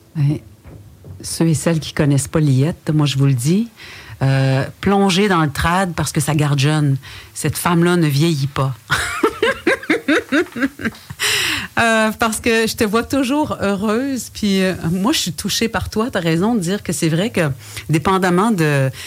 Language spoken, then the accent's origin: French; Wendat community, Quebec, Canada; first language French; le matrimoine matériel et immatériel de chez nous